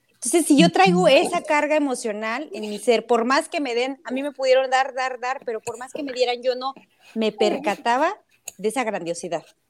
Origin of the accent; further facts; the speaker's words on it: Cedral, San Luis Potosí, Mexico; en mi comunidad, que yo soy de Cedral